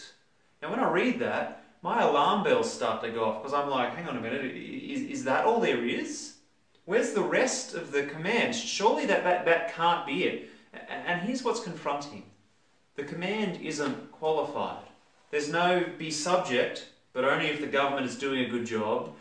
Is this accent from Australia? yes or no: yes; Australia; we as Australian Christians